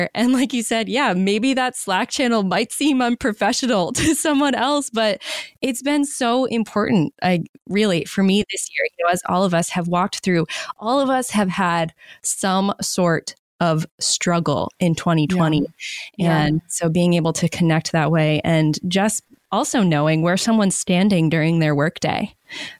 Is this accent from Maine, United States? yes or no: yes; Maine, United States; moved away; I moved back to my home state of Maine during the pandemic